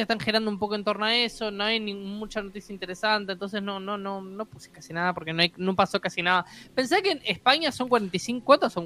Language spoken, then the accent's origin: Spanish; Uruguay; estamos en Uruguay